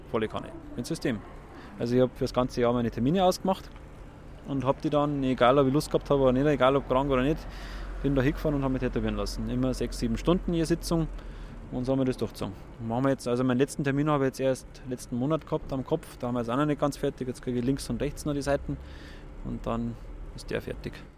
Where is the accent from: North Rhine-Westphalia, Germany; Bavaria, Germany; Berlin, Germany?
Bavaria, Germany; Munich; Ich bin in München geboren und bin eigentlich schon mein ganzes Leben lang